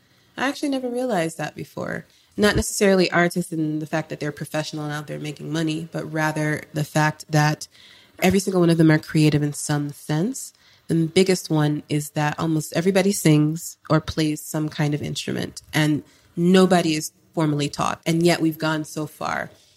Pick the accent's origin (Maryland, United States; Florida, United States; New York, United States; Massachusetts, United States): Florida, United States; also born or lived in California / Jamaica; So I was born in the States. I was born in Cali, and I grew up between Florida and Jamaica.